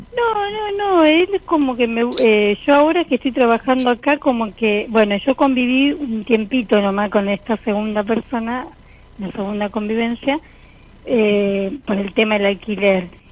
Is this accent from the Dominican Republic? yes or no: no; Rosario, Santa Fe, Argentina; De Rosario